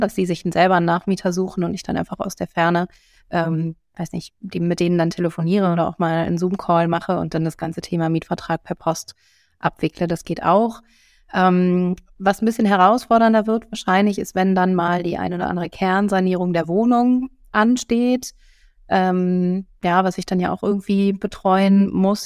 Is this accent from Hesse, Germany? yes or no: no; Bielefeld, North Rhine-Westphalia, Germany; moved away as an adult; also born or lived in Essen; now in Cologne, Germany; Da hatte ich mich für Bielefeld als Standort entschieden, weil das eben meine Geburtsstadt ist